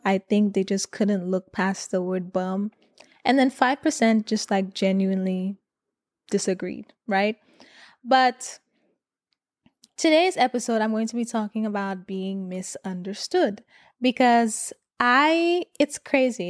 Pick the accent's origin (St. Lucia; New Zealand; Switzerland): St. Lucia; moved away; I grew up in Saint Lucia